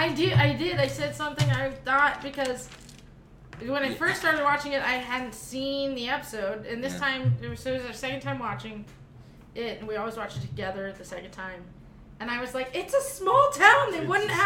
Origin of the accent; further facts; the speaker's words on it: Florence, Arizona, United States; So I'm from Florence, Arizona, which is a very small town.